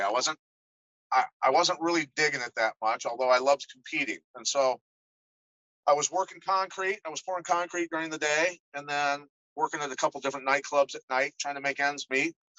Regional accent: Iowa, United States; I grew up in Iowa

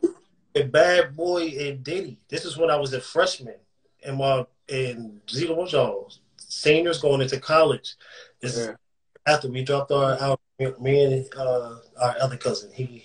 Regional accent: Philadelphia, Pennsylvania, United States; So that's me telling you that it's still in me. Motherfucker, I'm from Philly.

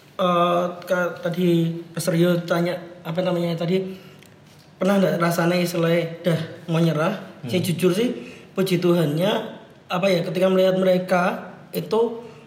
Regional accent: Surakarta, Central Java, Indonesia; now in Yogyakarta, Indonesia; aku orang Solo

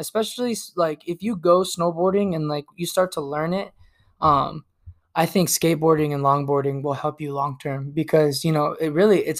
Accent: Tucson, Arizona, United States; also born or lived in San Diego; I've been in Arizona for 24 years, my whole life. You know, I was born in San Diego, but my dad moved us out here to Tucson when I was a baby. So I've been here ever since.

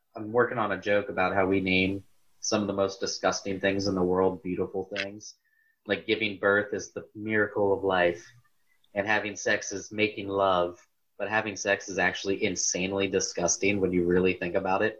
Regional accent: Garrettsville, Ohio, United States; growing up in Garrettsville

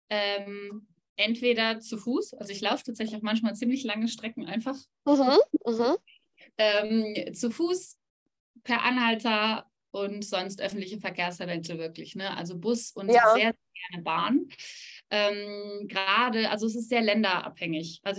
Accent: North Rhine-Westphalia, Germany; now in Switzerland; Äh, in Nordrhein-Westfalen.

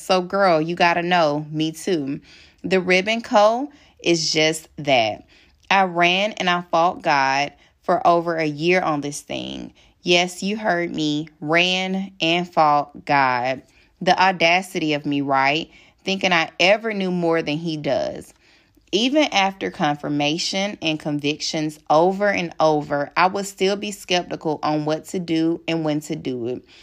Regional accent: Alabama, United States; accent: Alabama country accent; my Alabama accent

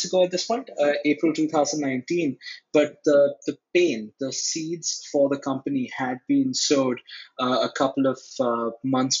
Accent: Delhi, India; We're from Delhi. We're originally from Delhi. Dad went to school here. I went to school here.

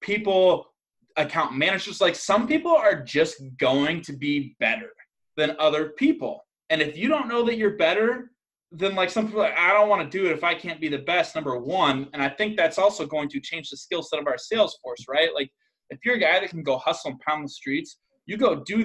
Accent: Iowa, United States; I'm from Iowa

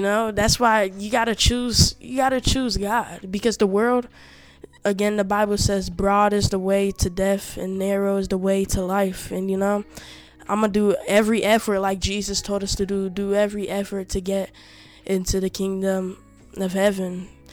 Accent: Togo; We are from Africa, West Africa, Togo

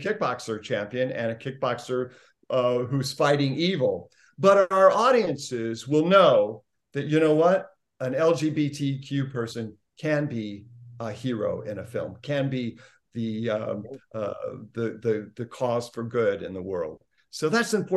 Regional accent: Indiana, United States; growing up in Indiana

